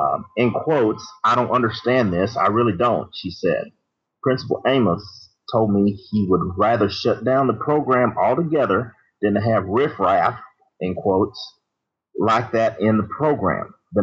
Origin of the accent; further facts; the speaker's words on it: Texas, United States; this doesn't surprise me, from my home state. Sometimes I'm embarrassed to say I'm from there.